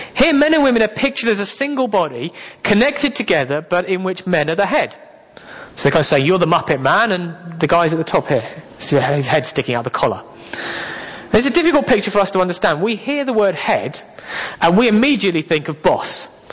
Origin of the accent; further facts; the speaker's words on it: England, United Kingdom; I am very English.